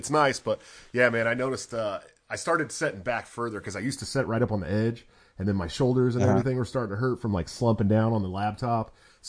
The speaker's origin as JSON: {"language": "English", "area": "near Oakland", "region": "California", "country": "United States", "moved": "yes", "lives_now": "Iowa, United States", "said": "I'm from California, right outside of Oakland, big city stores. You can find Asian markets everywhere."}